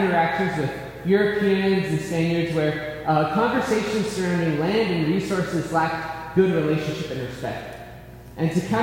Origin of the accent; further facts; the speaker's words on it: Tahajali, New Mexico, United States; now in Albuquerque, United States; I currently live in Albuquerque, New Mexico, but I grew up and I'm from Tahajali, New Mexico